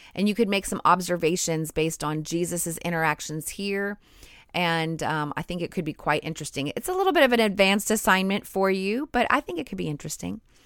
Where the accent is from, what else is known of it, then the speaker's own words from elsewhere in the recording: United States; I grew up in America